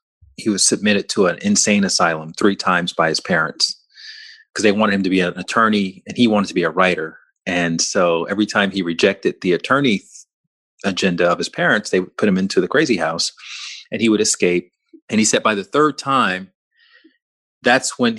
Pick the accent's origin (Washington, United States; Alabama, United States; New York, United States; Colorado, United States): Alabama, United States; I'm from Alabama, down the street from where you grew up